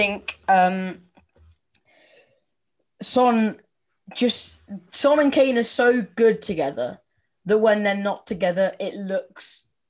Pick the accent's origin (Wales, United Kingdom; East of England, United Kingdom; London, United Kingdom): Wales, United Kingdom; Welsh; I'm Welsh.